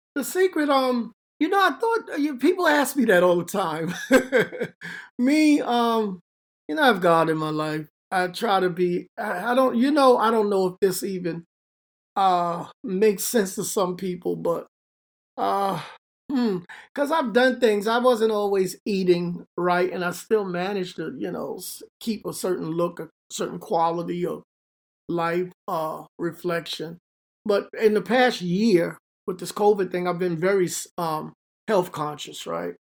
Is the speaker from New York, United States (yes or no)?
yes; New York City, New York, United States; moved away as an adult; now in Hackensack, United States; I'm from the Bronx, Bronx, New York, High Bridge, a little section, High Bridge area of the Bronx